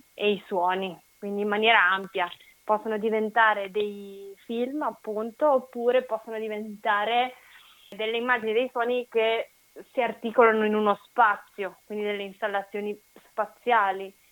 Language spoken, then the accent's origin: Italian; Legnaro, Veneto, Italy; Legnaro, che è il mio paese d'origine